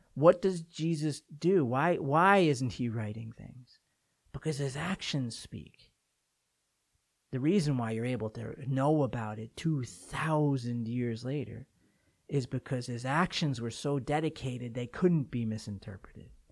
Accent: Port Washington, New York, United States; my hometown of Port Washington, Long Island

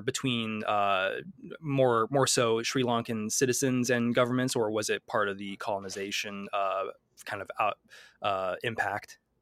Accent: Midwest, United States; accent: Midwestern; my Midwestern accent

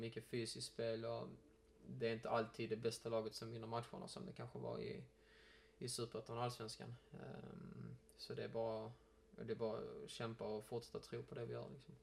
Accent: Malmö, Skåne, Sweden; jag är ju uppväxt i Malmö

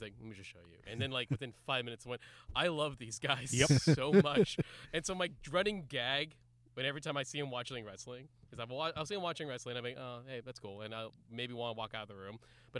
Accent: California, United States; I'm from California. I'm just from California.

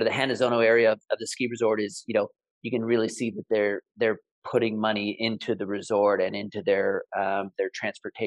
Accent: Canada; now in Niseko, Japan; I'm originally from Canada

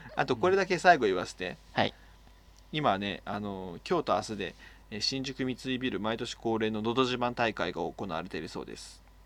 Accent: Oita, Japan; 俺の地元は大分やけど福岡よりやからでも博多よりも小倉の方が言葉が近いね

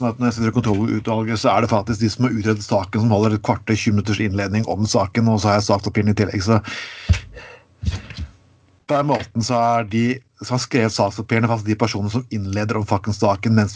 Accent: Skien, Vestfold og Telemark, Norway; jeg bodde hjemme i Skien hos foreldrene mine. det var et bystyr i Skien.

